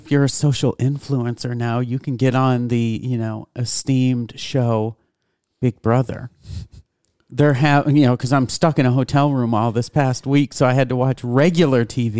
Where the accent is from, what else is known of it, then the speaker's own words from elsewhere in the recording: New York, United States; I'm from New York.